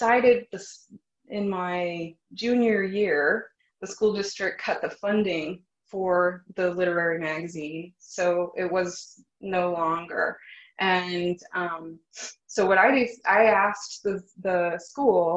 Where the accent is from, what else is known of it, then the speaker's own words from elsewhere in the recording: Phoenix, Arizona, United States; moved away; growing up in Phoenix, Arizona